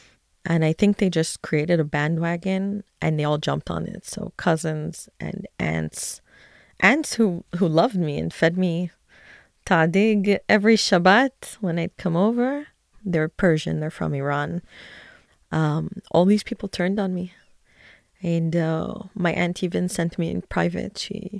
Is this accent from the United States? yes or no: no; Canada; also born or lived in Tel Aviv, Israel; now in Efrat, West Bank; I'm 37 years old. I was born in Tel Aviv, but grew up in Canada and currently live in Efrat in the West Bank.